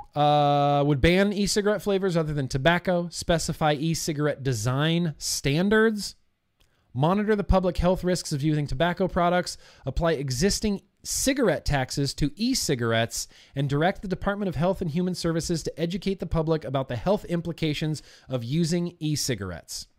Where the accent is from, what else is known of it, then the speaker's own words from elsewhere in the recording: United States; As a free adult American who is of age